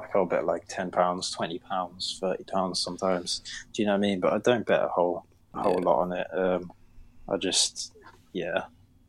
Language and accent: English; United Kingdom; I'm a Brit. Like, we have to stay up till like 4 in the morning